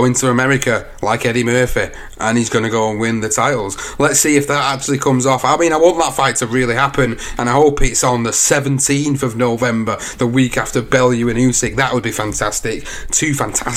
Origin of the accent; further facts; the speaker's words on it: United Kingdom; I'm British as well.